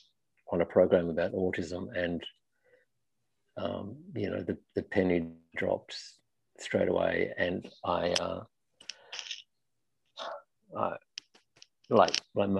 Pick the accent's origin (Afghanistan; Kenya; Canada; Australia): Australia; moved away as an adult; also born or lived in London, United Kingdom / Belgium; now in Paris, France; I grew up in Australia in small towns in the middle of nowhere, mostly